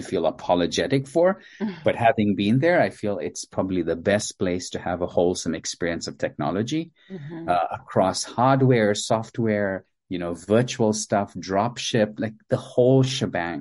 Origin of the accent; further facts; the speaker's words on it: Zimbabwe; also born or lived in India; I was born in India to Indian parents, and as a toddler, my parents moved to sub-Saharan Africa to a recently independent at the time, a former British colony of Zimbabwe